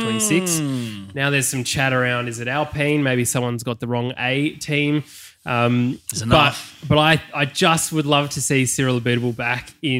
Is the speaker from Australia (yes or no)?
yes; Australia; us as Aussie fans